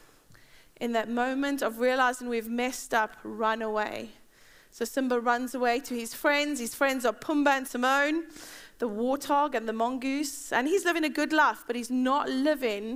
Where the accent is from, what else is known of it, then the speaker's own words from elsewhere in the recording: South Africa; now in Bedford, United Kingdom; I'm South African.